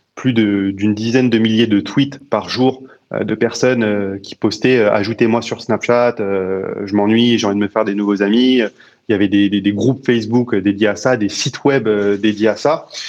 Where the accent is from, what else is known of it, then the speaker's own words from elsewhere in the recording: Paris, Île-de-France, France; moi, je suis né à Paris. J'ai toujours habité à, à Paris